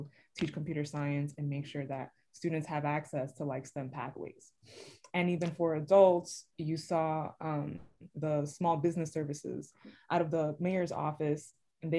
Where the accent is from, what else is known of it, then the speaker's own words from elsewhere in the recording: New York City, New York, United States; born and raised in the Bronx